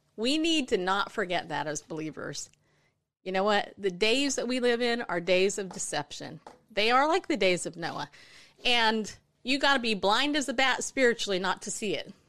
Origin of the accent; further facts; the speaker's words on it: California, United States; moved away; California, which I grew up